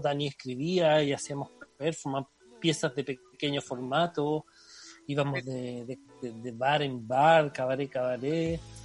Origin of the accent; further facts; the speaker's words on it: Chile; moved away as an adult; also born or lived in Barcelona, Spain / Canet de Mar, Spain; now in Brussels, Belgium; como chileno, pedí los trámites, los, papeles a Chile